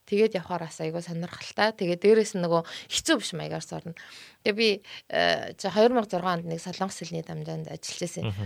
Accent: Mongolia; бид нар ингээл Монголоос ирсэн

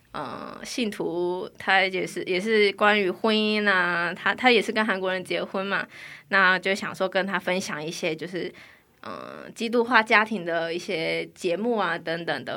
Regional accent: Taiwan; moved away as an adult; now in South Korea; 我来自台湾

